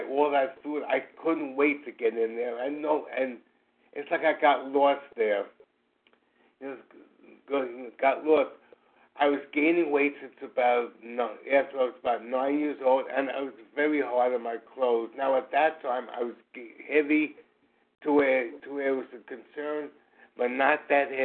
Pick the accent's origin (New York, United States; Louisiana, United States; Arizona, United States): New York, United States; New York City; I'm from New York City